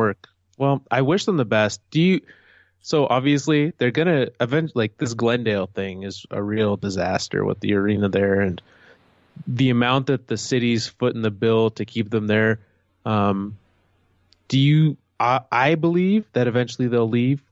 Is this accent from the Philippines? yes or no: no; Canada; also born or lived in Calgary; As a Canadian, as someone from Canada